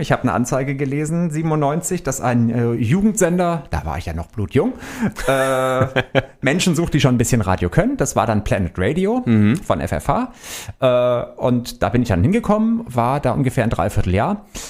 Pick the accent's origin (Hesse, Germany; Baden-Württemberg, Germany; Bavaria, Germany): Baden-Württemberg, Germany; now in Frankfurt, Germany; ich komme ja aus Baden-Württemberg